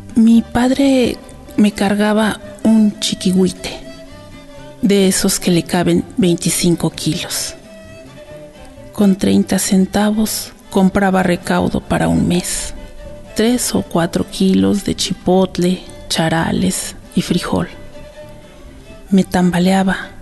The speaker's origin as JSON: {"language": "Spanish", "town": "Santa Ana Nopalucan", "region": "Tlaxcala", "country": "Mexico", "tie": "born or raised there", "also_born_or_lived": "Axotla del Río", "said": "yo soy originaria de Santa Ana, Nopalucan, Tlaxcala, le llaman Santanita"}